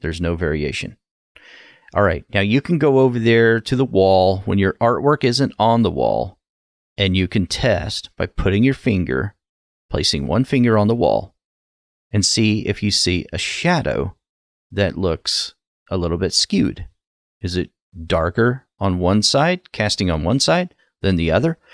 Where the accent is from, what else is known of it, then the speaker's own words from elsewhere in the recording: Ohio, United States; from my home state in Ohio